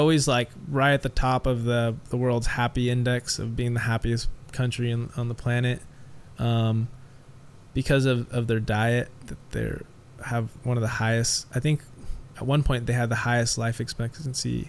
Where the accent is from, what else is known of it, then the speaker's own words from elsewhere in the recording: Huntington Beach, California, United States; also born or lived in Costa Rica; I grew up in Orange County, which is probably one of the most pretentious places on the planet